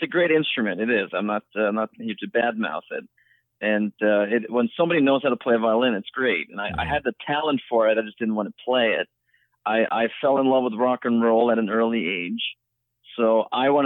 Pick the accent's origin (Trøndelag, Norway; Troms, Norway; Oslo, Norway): Trøndelag, Norway; Trondheim; moved away as an adult; now in Los Angeles, United States; I was born and raised in Norway. I grew up in a town called Trondheim, which is the third largest city.